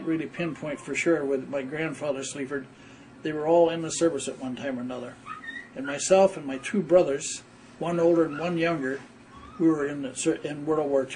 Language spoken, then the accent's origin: English; Saint Clair Shores, Michigan, United States; now in Hesperia, United States; I was born in Saint Clair Shores, Michigan, which is in Macomb County, just outside Detroit